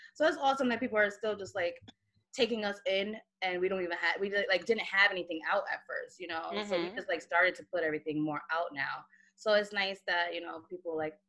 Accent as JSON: {"language": "English", "town": "New York City", "region": "New York", "country": "United States", "said": "I'm from Queens"}